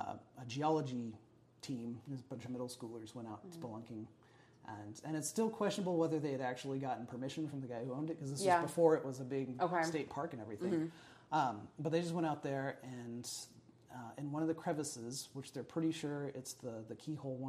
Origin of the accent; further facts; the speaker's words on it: Enid, Oklahoma, United States; I grew up outside of Enid